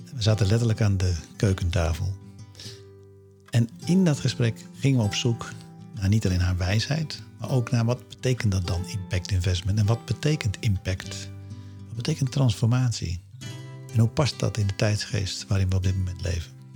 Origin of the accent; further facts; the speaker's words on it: Alkmaar, North Holland, Netherlands; Ik kom zelf uit Alkmaar, daar hebben we de vesting.